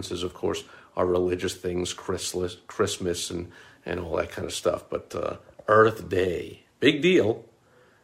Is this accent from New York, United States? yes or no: yes; New York, United States; I was growing up in New York